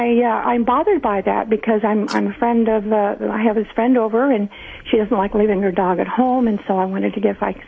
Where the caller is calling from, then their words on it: Long Beach, California, United States; Long Beach, California.